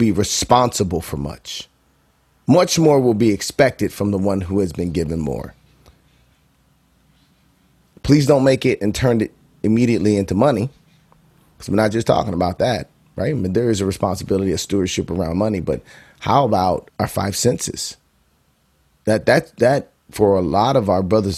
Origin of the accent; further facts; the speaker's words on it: Bolingbrook, Illinois, United States; moved away as an adult; also born or lived in Chicago, Illinois / Akron, Ohio; I was born and raised in Chicago, southwest suburbs, born on the west side. So shout out to Bolingbrook, the Brook. Spend my formidable years there